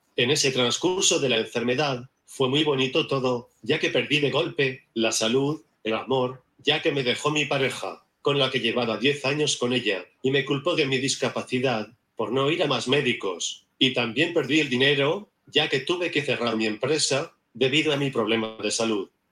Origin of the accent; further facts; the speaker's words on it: Barcelona, Catalonia, Spain; soy de Barcelona